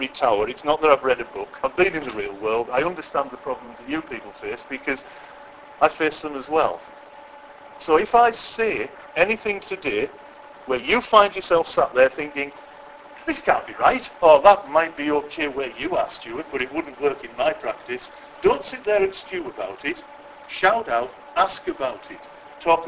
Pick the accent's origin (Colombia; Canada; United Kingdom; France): United Kingdom; West Cumbria, North West England; I'm from West Cumbria, so that's where the accent is